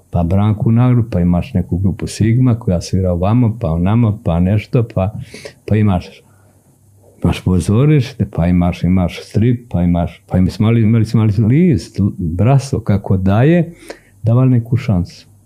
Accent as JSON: {"language": "Croatian", "area": "Jožanica", "region": "Šumadija and Western Serbia", "country": "Serbia", "also_born_or_lived": "Novi Pazar", "moved": "as an adult", "lives_now": "Sweden", "said": "Mi smo ipak iz, iz, iz Jožanice. Jeste, ja sam iz Jožanice."}